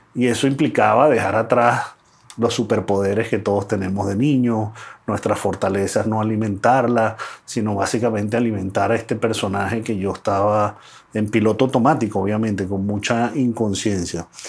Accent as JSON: {"language": "Spanish", "country": "Venezuela", "tie": "born or raised there", "said": "yo nací en Venezuela"}